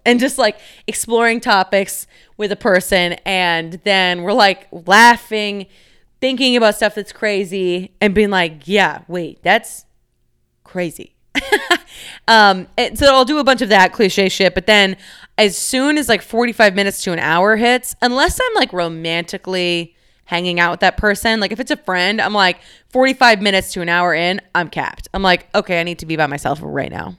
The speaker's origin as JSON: {"language": "English", "town": "Dallas", "region": "Texas", "country": "United States", "moved": "as an adult", "lives_now": "Chicago, United States", "said": "I live in Chicago, Illinois. I am from Dallas, Texas"}